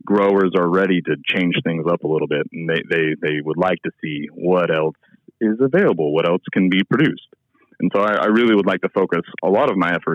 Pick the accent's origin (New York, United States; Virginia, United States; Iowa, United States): Iowa, United States; moved away as an adult; also born or lived in Texas; now in Mississippi, United States; So I actually started off in Iowa. I'm from Iowa originally, and I did my undergraduate degree at Iowa State University